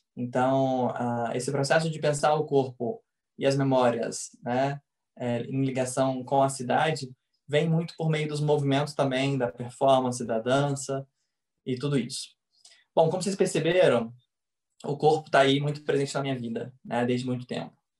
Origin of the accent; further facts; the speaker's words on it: Goiânia, Goiás, Brazil; also born or lived in Rio de Janeiro; eu sou goiano, nascido e criado em Goiânia